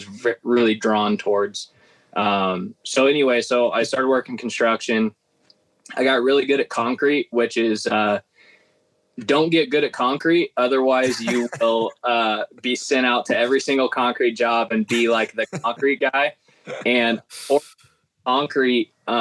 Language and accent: English; Nebraska, United States; I'm from Nebraska